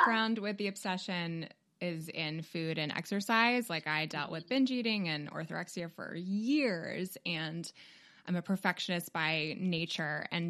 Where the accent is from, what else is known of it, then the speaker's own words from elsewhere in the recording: Toronto, Ontario, Canada; moved away; I'm from Toronto originally